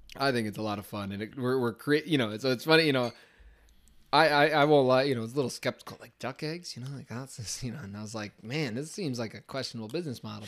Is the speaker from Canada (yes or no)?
no; Scipio Center, New York, United States; growing up in Scipio Center, New York